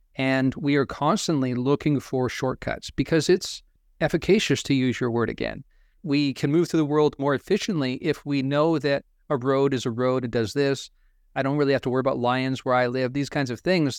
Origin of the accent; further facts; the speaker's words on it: Pacific Northwest, United States; I grew up in the Pacific Northwest